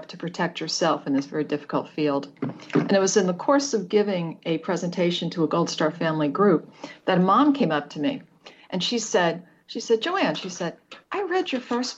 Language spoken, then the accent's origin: English; United States; moved away; I grew up right outside of New York City